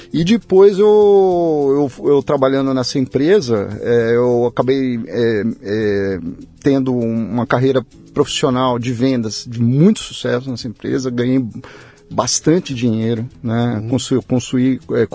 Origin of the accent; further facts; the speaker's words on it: São Paulo, Brazil; daqui de São Paulo, eu fui, fui criado aqui em São Paulo, meus pais são do interior, já faleceram.